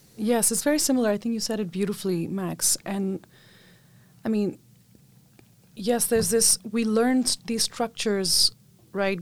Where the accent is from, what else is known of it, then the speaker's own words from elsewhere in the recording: Mumbai, Maharashtra, India; I grew up in Mumbai, India